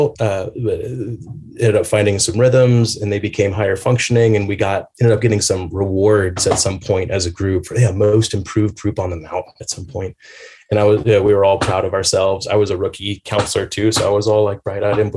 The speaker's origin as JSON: {"language": "English", "town": "Atlanta", "region": "Georgia", "country": "United States", "tie": "born or raised there", "also_born_or_lived": "Portland", "moved": "as an adult", "said": "growing up in Atlanta, We lived in this neighborhood, Little Five Points"}